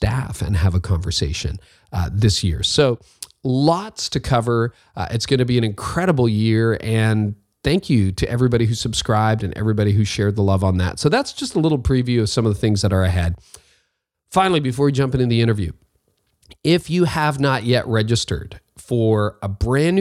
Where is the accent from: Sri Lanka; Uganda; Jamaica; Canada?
Canada; Toronto, Ontario; I'm from Toronto